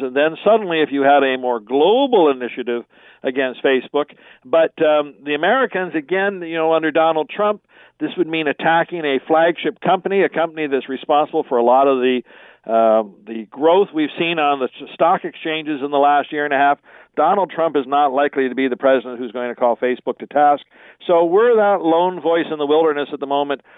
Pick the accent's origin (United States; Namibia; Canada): Canada; being typically Canadian